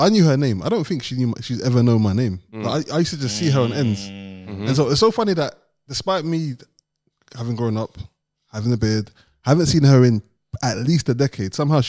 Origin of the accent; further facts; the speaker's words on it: London, United Kingdom; I grew up in Aylesbury Estate, which, you know, South East London